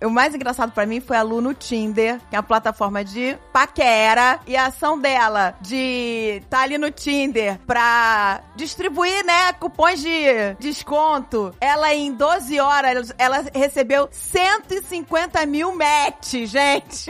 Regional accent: Rio de Janeiro, Brazil; Nós somos cariocas

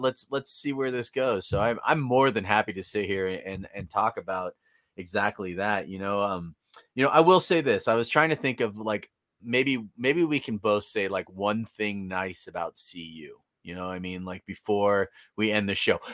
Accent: Bay Area, California, United States; moved away; I grew up in the Bay Area

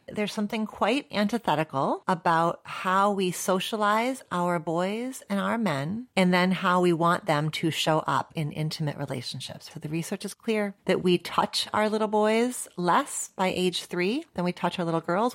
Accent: United States; my location as an American psychologist

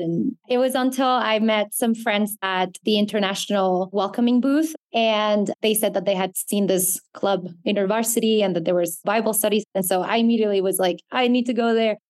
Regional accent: Bogota, Bogotá Capital District, Colombia; also born or lived in Baltimore, Maryland, United States; I grew up in Bogota, the capital of Colombia.

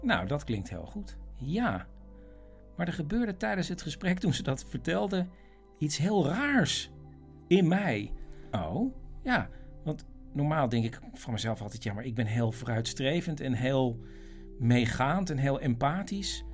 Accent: Netherlands; wij als Nederlanders

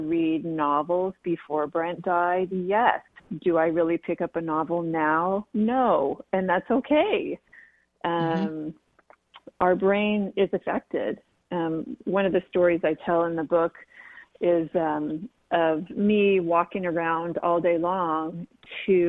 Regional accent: San Diego, California, United States; growing up in San Diego

